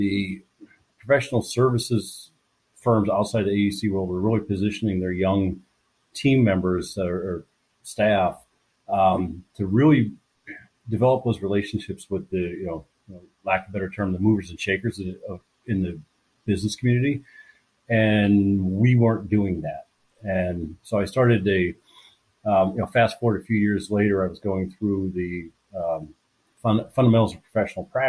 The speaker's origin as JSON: {"language": "English", "town": "Pittsburgh", "region": "Pennsylvania", "country": "United States", "tie": "born or raised there", "also_born_or_lived": "Kalamazoo, Michigan", "moved": "as an adult", "said": "born and raised in Pittsburgh, Pennsylvania"}